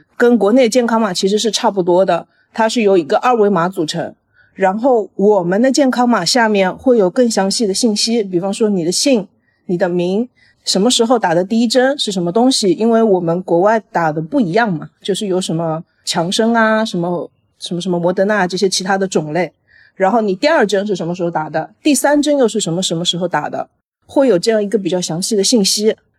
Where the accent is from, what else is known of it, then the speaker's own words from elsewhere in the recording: Hangzhou, Zhejiang, China; moved away as an adult; also born or lived in Wuhan; now in Italy; 我是在杭州长大的